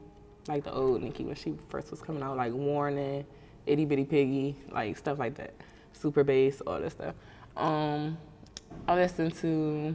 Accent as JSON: {"language": "English", "area": "PG County", "region": "Maryland", "country": "United States", "tie": "born or raised there", "moved": "as an adult", "lives_now": "Atlanta, United States", "said": "I'm from Maryland, PG County."}